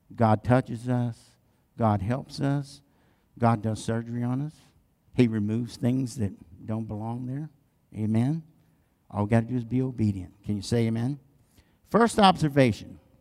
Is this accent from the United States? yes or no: yes; the South, United States; I'm from the South